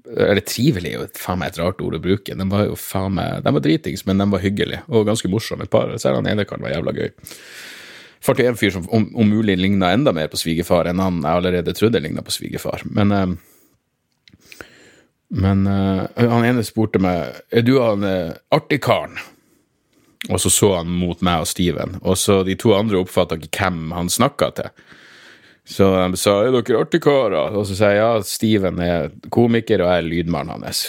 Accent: Narvik, Nordland, Norway; heimbyen min

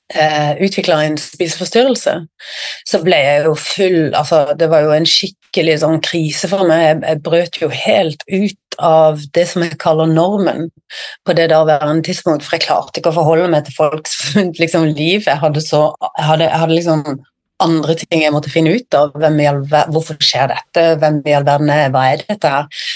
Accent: Sørlandet, Southern Norway, Norway; moved away as an adult; now in Bergen, Norway; i hjertet mitt så er jeg jo sørlending

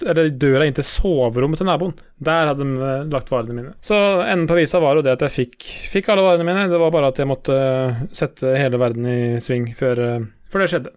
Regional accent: Sarpsborg, Østfold, Norway; Sjøl er jeg jo fra Sarpsborg

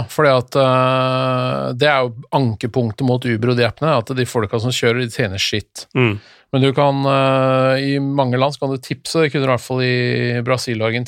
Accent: Norway; Men så forska de litt, og da fant de ut at eh, vi trenger jo ikke det som nordmenn.

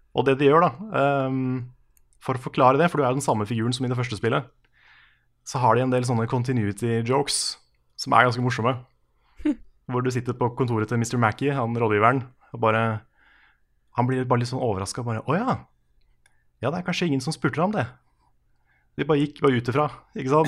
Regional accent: Tønsberg, Vestfold, Norway; moved away; jeg var en tur nede i, eh, hjemme i Tønsberg i helga

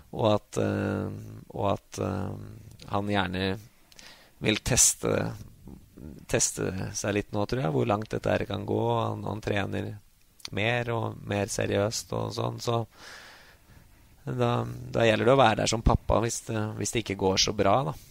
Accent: Grue, Innlandet, Norway; Grue, mm, der fattern spilte, og der jeg vokste opp

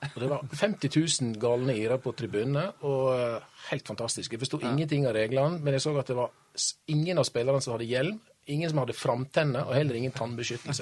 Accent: Årdal, Vestland, Norway; jeg kommer fra ei bygd som heter Årdal. Og når jeg vokste opp i Årdal

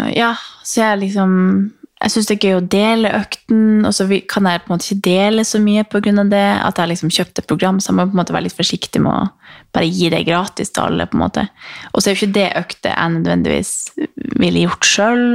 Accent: Harstad, Troms, Norway; moved away; hjemme i Harstad

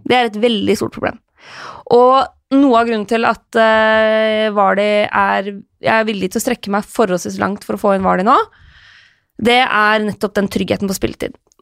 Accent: Lillehammer, Innlandet, Norway; moved away; Vært hjemme på Lillehammer en tur

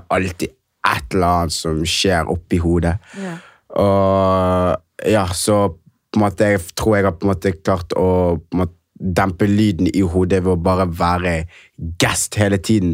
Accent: Knarvik, Vestland, Norway; jeg kommer fra et sted ikke så langt unna fra Bergen, det heter Knarvik

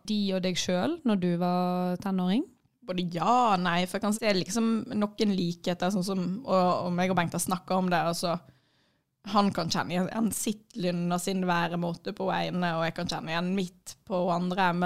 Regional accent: Florø, Vestland, Norway; Jeg kommer fra Florø, jeg hater

